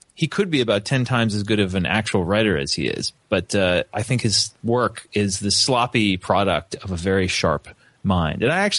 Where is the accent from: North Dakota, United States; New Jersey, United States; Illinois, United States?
New Jersey, United States; also born or lived in Missoula, Montana; now in Upstate New York, United States; I grew up in New Jersey, in a stable and intelligent family that encouraged my interests